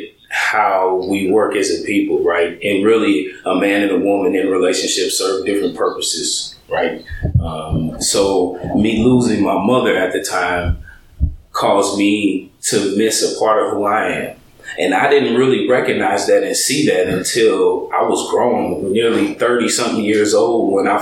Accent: St. Louis, Missouri, United States; moved away as an adult; also born or lived in Seattle, Washington / Illinois / Georgia; now in California, United States; Born in Seattle in 1974, raised in St. Louis

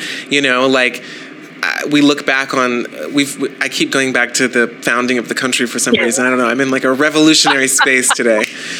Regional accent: the South, United States; and also I'm from the South.

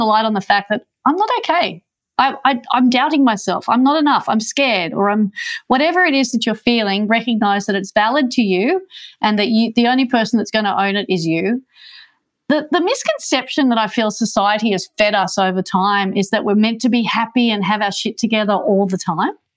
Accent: Manly, New South Wales, Australia; I grew up on Manly Beach.

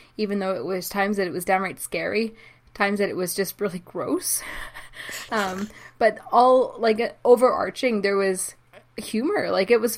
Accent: Canada; I was only a child, like a young kid in the 80s, but also I'm from Canada

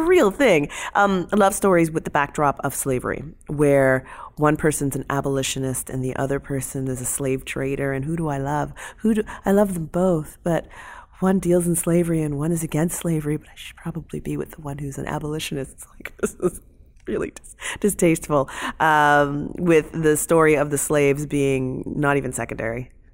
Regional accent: London, Ontario, Canada; I'm from London, Ontario

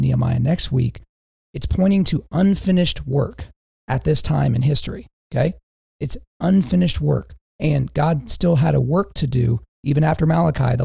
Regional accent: Lawton, Oklahoma, United States; now in Edmond, United States; I'm from Lawton, Oklahoma, Southwest Oklahoma

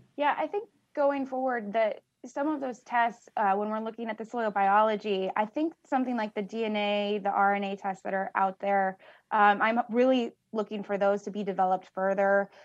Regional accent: Richland County, Southeast Illinois, United States; I am a originally from Southeast Illinois, uh, Richland County. I grew up on a farm

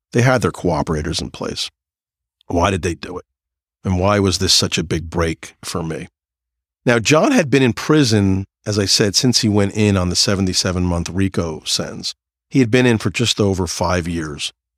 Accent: New Jersey, United States; I'm from New Jersey

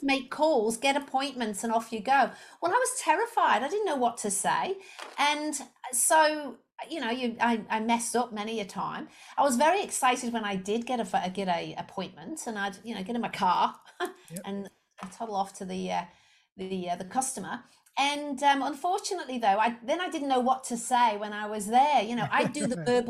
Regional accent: Liverpool, North West England, United Kingdom; moved away as an adult; also born or lived in Leicester; I'm originally I'm from Liverpool in the UK

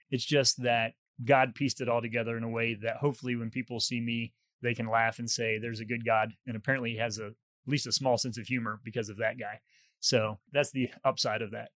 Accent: West Virginia, United States; moved away as an adult; also born or lived in England / Dallas / Boston; I was from West Virginia

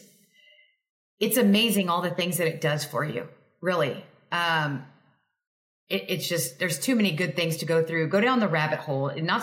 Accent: Texas, United States; I'm from Texas

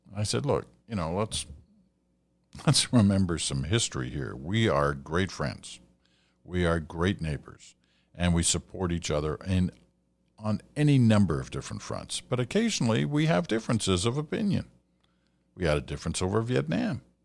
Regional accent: Canada; as a Canadian

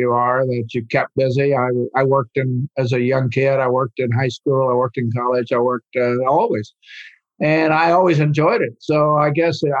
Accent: Oklahoma, United States; moved away; also born or lived in France; I grew up in Oklahoma on a little farm, a little dairy farm.

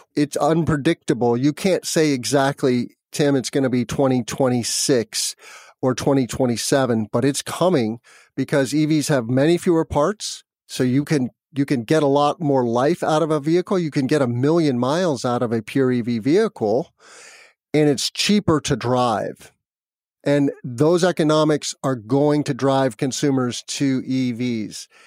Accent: New Mexico, United States; now in Midwest, United States; I grew up in New Mexico near the Rocky Mountains

